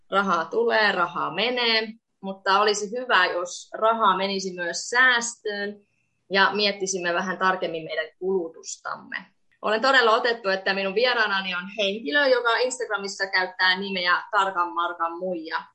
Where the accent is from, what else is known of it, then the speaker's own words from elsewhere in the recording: Estonia; Finnish is a second language; now in Finland; ja teen podcastia vuorotellen suomeksi ja viroksi. Mun kotimaa on Viro ja Suomessa olen asunut yli puolet mun elämästäni.